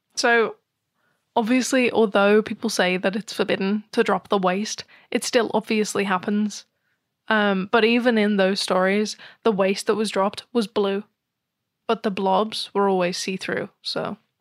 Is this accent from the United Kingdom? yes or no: yes; United Kingdom; I'm British